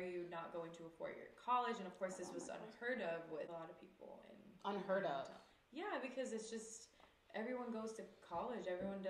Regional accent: Greenville, South Carolina, United States; now in Los Angeles, United States; I'm from South Carolina, born mm-hmm. and raised in the South. Really small town called Greenville.

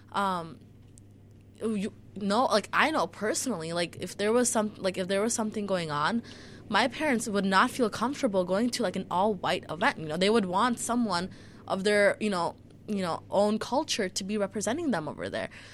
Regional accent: Chicago, Illinois, United States; also born or lived in Niles Township; I grew up in Chicago public schools

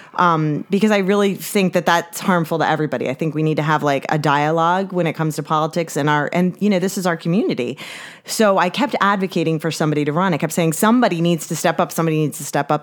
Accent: Upper Township, New Jersey, United States; I grew up in Upper Township and went to, you know, went to school through Upper Township, went to Ocean City High School, and, uh, yeah, this is where I'm from

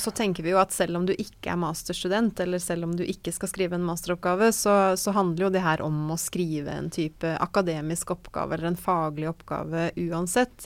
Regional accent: Fredrikstad, Østfold, Norway; also born or lived in Trondheim; jeg bodde hjemme i Fredrikstad

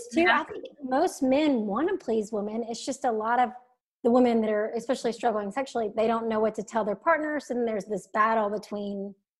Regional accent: the South, United States; I'm from the South, conservative family.

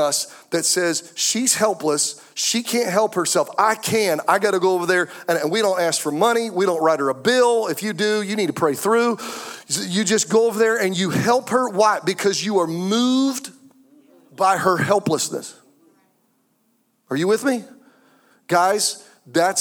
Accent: Anderson, South Carolina, United States; we're from Anderson, South Carolina

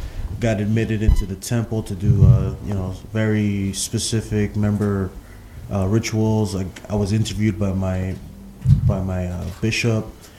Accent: Glendale, California, United States; Glendale, California.

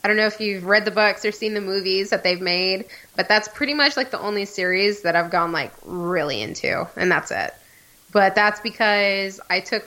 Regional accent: Texas, United States

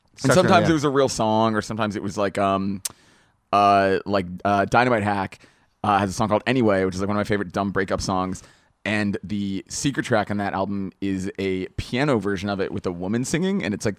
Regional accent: New England, United States; probably by virtue of I grew up in New England and ate that a lot.

